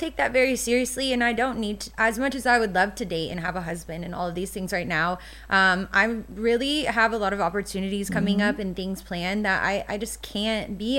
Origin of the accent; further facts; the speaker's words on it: the South, United States; And I think growing up in the South, you know, 30, like, my mom was like, oh my God, you're almost 30.